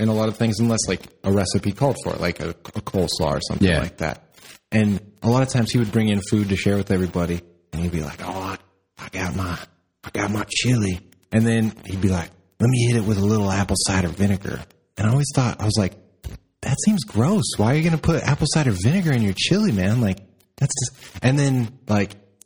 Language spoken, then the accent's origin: English; Midwest, United States; I grew up in the Midwest